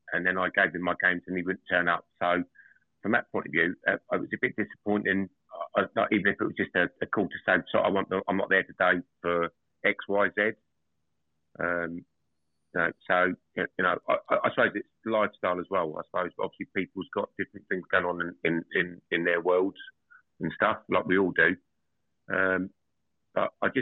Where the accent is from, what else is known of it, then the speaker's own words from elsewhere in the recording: Essex, East of England, United Kingdom; moved away as an adult; now in Northampton, United Kingdom; I'm originally from Essex and moved up to Northampton in 2021